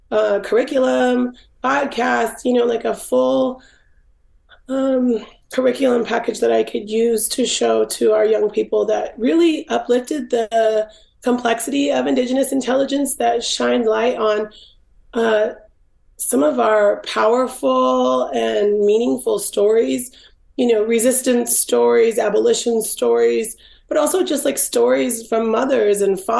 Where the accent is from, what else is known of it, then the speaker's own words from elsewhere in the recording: Swinomish tribe, Washington, United States; also born or lived in Los Angeles; I was raised in the Swinomish tribe in Washington State, and my dad's tribe is Tulalip